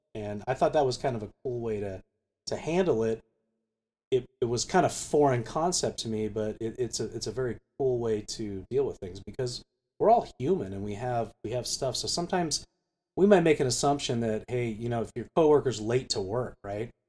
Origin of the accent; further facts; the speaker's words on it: United States; also born or lived in Geneva; as an American